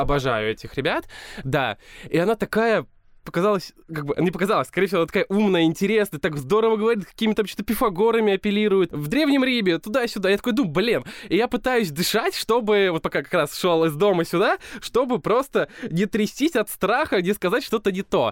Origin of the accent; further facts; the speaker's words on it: Balakovo, Saratov Oblast, Russia; я из Балакова